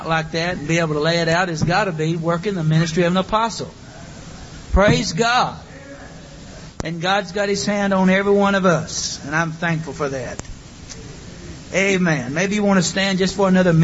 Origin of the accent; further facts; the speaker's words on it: St. Louis, Missouri, United States; Brother Joe Parker, who we grew up with in St. Louis.